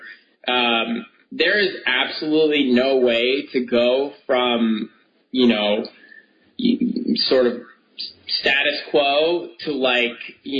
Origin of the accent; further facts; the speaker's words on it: Connecticut, United States; I grew up in Connecticut